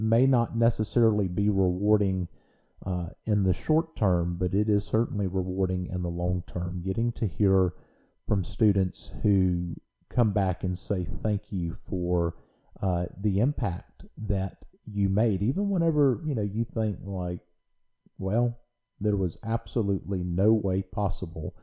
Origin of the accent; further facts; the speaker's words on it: Louisiana, United States; moved away as an adult; now in Mississippi, United States; I grew up in Louisiana, and I am a Louisiana boy through and through.